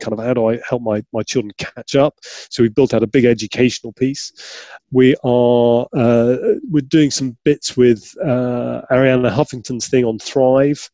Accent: Yorkshire and the Humber, United Kingdom; I grew up in Yorkshire

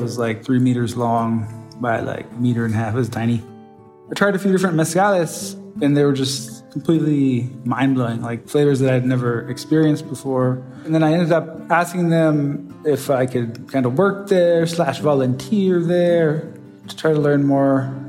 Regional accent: Nevada City, California, United States; moved away as an adult; now in Oaxaca, Mexico; I'm originally from Nevada City, California. I've been living in Mexico for the better part of like 10, 11 years or so now. Most of that here in Oaxaca.

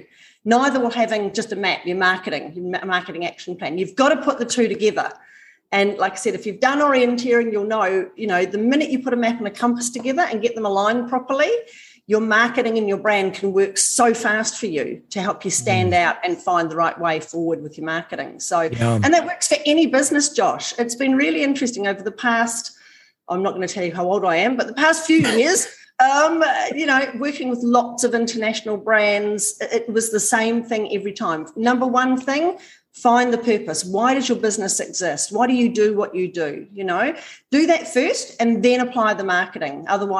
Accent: Auckland, New Zealand; now in Australia; My accent might sound Australian, but I am actually a New Zealander. But I do live in Australia. So, yeah, not surprising. I sound a bit Aussie. But I grew up living in the bush right on the edge of the Hunua rainforest in Auckland

